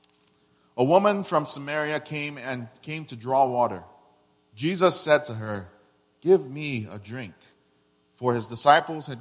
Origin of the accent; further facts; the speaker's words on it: Nigeria; now in Houston, United States; I'm originally from Nigeria, and I live and work in Houston's historic Third Ward as a missionary.